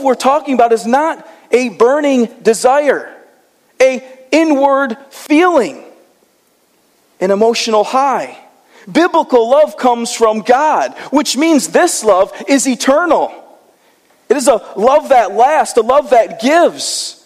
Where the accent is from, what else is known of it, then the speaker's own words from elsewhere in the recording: Michigan, United States; I'm from Michigan